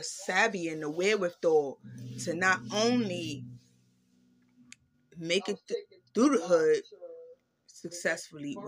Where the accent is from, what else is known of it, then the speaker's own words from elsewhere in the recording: New York City, New York, United States; I grew up in Harlem.